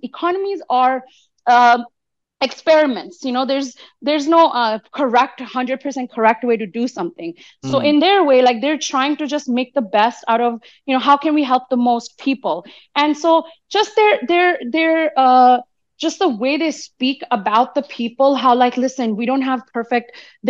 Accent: United States; as an American who lives in the belly of the beast

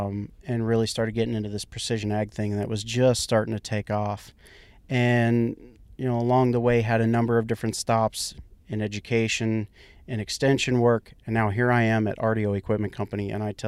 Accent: Kansas, United States; I come from Central Kansas. That's where I grew up. Now, I didn't grow up on a farm. I grew up in town.

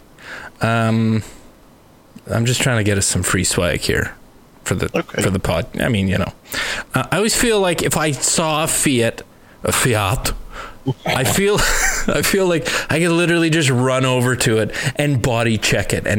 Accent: Canada

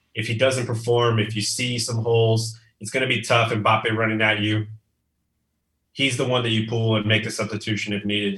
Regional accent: Texas, United States; now in McAllen, United States; I'm from Texas. I live in South South Texas now. I'm in, in McAllen, close to the border.

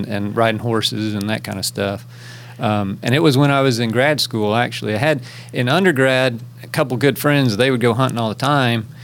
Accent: Kansas, United States; moved away as an adult; also born or lived in Florida; now in Tennessee, United States; I'm from Kansas originally. That's where I grew up.

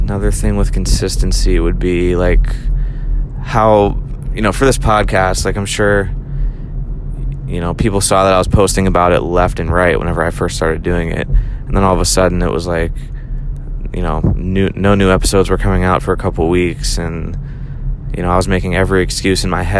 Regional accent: Pittsburgh, Pennsylvania, United States; moved away as an adult; also born or lived in California / Chicago, Illinois; now in Tampa, United States; So, again, I was raised in Pittsburgh. I moved down to Tampa about 5 years ago.

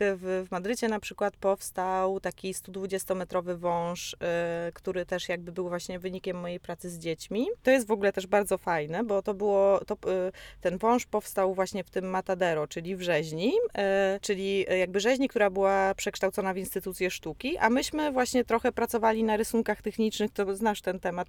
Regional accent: Poland; jestem z Polski

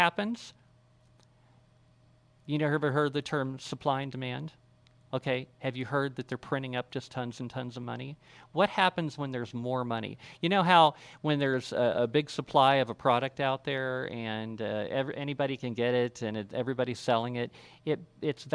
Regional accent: United States; we all live in a civilization based on these principles as American citizens

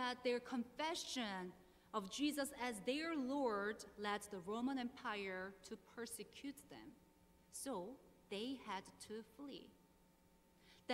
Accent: South Korea; moved away as an adult; now in Burke, United States; I was born and raised in South Korea and came to the United States in 2009.

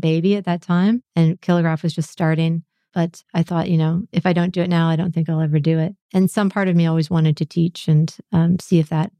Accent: Canada; moved away as an adult; now in United States; as a Canadian.

